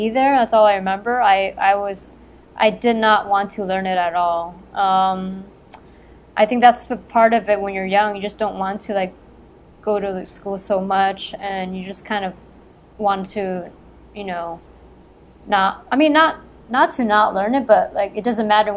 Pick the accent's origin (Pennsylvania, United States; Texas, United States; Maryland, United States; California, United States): California, United States; Los Angeles; a public school down where I grew up in El Sereno over there